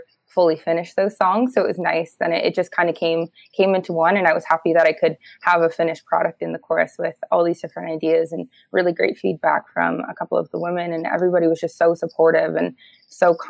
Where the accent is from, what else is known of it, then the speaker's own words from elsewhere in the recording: Toronto, Ontario, Canada; I grew up in Toronto